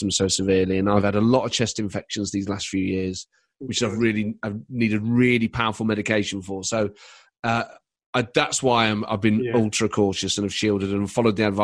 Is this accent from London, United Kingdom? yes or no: no; Nottingham, East Midlands, United Kingdom; I grew up in Nottingham